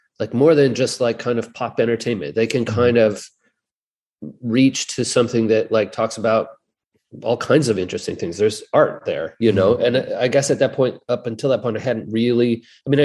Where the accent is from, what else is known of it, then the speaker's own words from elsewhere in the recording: Eugene, Oregon, United States; I grew up in Eugene